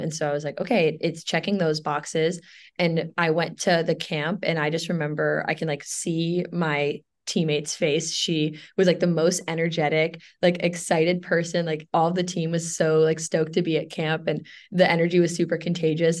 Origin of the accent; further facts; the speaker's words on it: New York City, New York, United States; moved away as an adult; also born or lived in Williamsburg, Virginia; now in New Jersey, United States; growing up in New York is really interesting